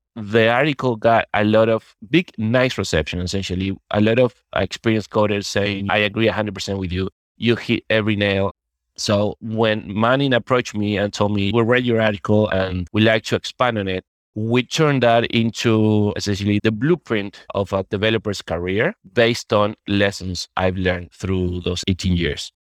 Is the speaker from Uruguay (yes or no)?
yes; Uruguay; now in Madrid, Spain; I'm originally from Uruguay, although I'm right now living in Spain, in Madrid.